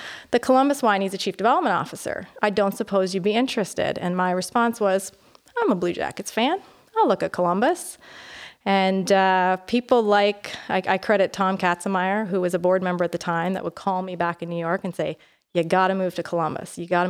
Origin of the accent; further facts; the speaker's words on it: Canada; accent: Canadian; But I have lived all over. But my friends and family will tell you that if I get tired or angry, then I sound more Canadian.